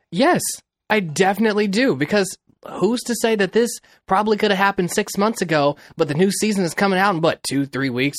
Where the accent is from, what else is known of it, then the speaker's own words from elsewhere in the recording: Kansas City, Missouri, United States; now in Los Angeles, United States; I grew up in Kansas City, Missouri, and I live in Los Angeles.